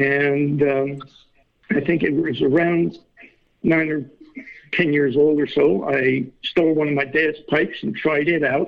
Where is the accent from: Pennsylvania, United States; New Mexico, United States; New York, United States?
New York, United States; I'm originally from New York. I guess one could call me a war baby.